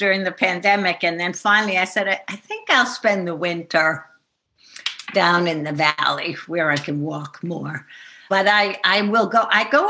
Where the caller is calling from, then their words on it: Shawangunk Mountains, New York, United States; I am calling from the Shawangunks. I am not in the barn at the moment. I moved down into the village of New Paltz for the winter because it gets pretty icy up there.